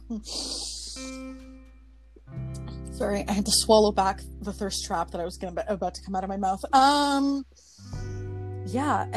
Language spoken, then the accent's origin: English; Canada; I'm Canadian